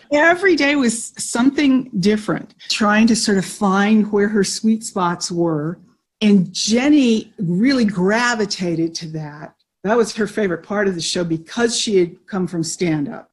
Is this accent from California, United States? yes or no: yes; Orange County, California, United States; I'm from the same hometown as uh, Steve Martin and Diane Keaton.